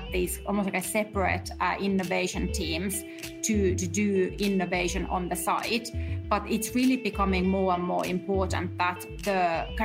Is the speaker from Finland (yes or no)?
yes; Finland; now in New York, United States; I'm actually based in New York. I'm originally from Finland